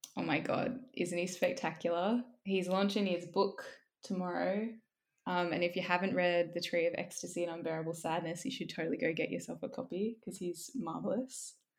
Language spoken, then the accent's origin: English; Southern Highlands, New South Wales, Australia; also born or lived in Wollongong; I grew up in the Southern Highlands